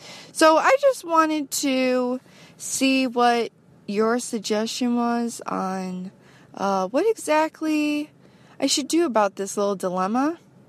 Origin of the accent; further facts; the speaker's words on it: United States; I'm from the United States